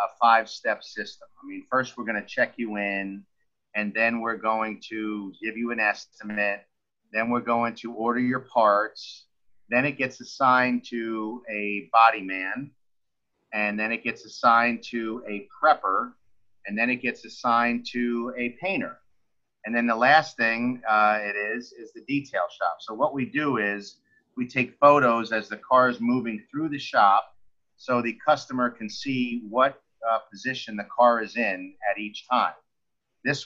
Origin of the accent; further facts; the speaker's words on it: Mahopac, New York, United States; also born or lived in Bronx, New York; now in Florida, United States; I was actually born in the Bronx, and then when I was born, my father did not want to raise us in the Bronx. So he moved us to a town upstate called Mayapack